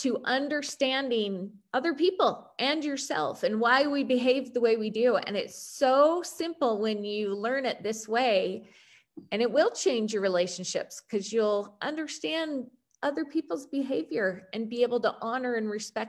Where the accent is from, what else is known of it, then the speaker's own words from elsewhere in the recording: Utah, United States; accent: American; Utah, from Utah.